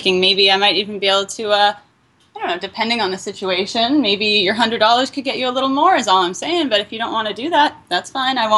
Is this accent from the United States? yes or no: no; Canada; moved away; I lived in Canada, I grew up in Canada, in a place where we had no black people